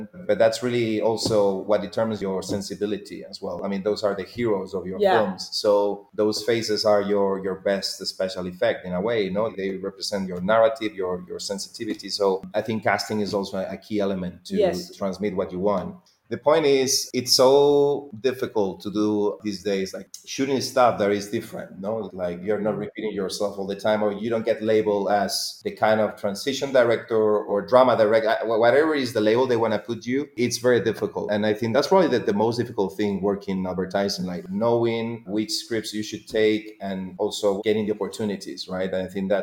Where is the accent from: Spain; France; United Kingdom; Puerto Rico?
Spain; I'm from Spain